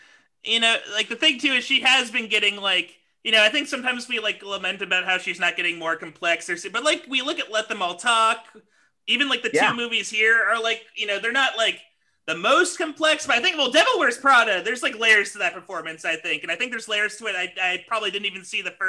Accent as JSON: {"language": "English", "town": "Houston", "region": "Texas", "country": "United States", "said": "I'm from Houston"}